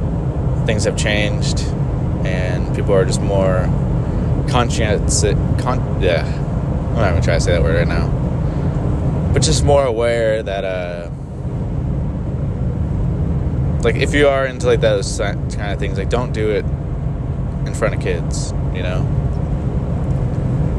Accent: San Francisco area, California, United States; moved away; I used to skateboard in the West Coast, like in the San Francisco area

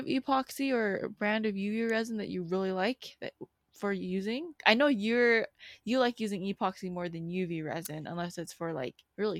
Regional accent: United States; growing up in America

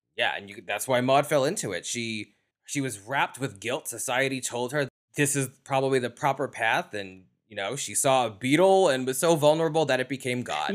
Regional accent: New York, United States; accent: New York; my New York accent

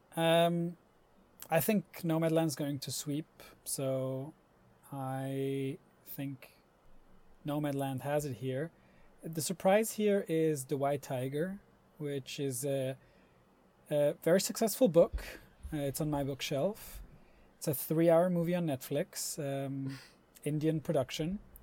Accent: Switzerland; Growing up in Switzerland

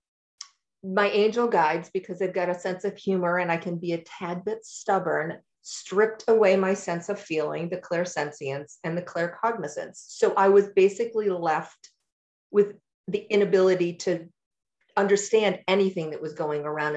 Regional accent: New York, United States; also born or lived in Durham, North Carolina / Massachusetts; now in Asheville, United States; I grew up in New York, and then I lived in Massachusetts until my children launched.

